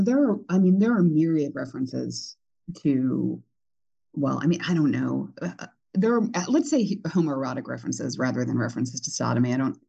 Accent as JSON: {"language": "English", "country": "United States", "tie": "born or raised there", "said": "despite growing up near the Chattooga River"}